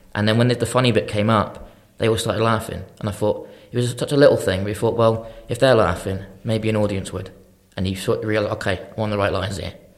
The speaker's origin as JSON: {"language": "English", "town": "Shrewsbury", "region": "West Midlands", "country": "United Kingdom", "tie": "born or raised there", "said": "I'm from Shrewsbury originally, went to Shrewsbury College"}